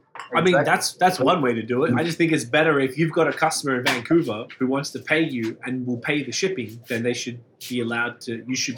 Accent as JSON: {"language": "English", "town": "Melbourne", "region": "Victoria", "country": "Australia", "said": "There's this one company in Sydney, and we're from Melbourne, and my cousin did something for me"}